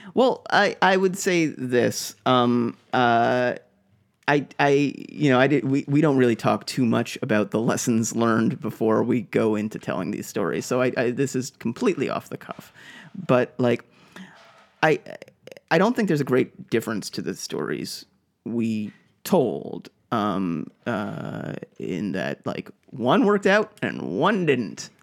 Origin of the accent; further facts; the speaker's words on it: Boston, Massachusetts, United States; moved away; I'm from Boston